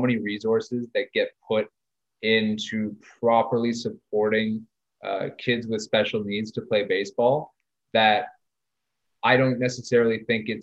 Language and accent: English; Ottawa, Ontario, Canada; when I was growing up in East Nepean